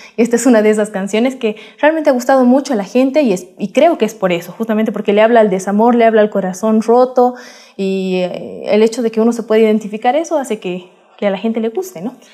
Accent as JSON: {"language": "Spanish", "region": "La Paz", "country": "Bolivia", "said": "nosotras nacemos en la Fundación Carcas, te cuento, en la ciudad de La Paz, eh, en Bolivia"}